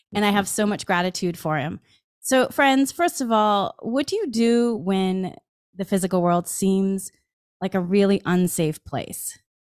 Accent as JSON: {"language": "English", "region": "Massachusetts", "country": "United States", "tie": "born or raised there", "said": "I grew up in Massachusetts"}